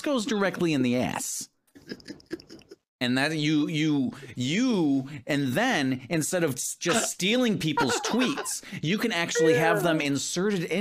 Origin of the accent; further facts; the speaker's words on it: Detroit, Michigan, United States; now in Virginia, United States; growing up in Detroit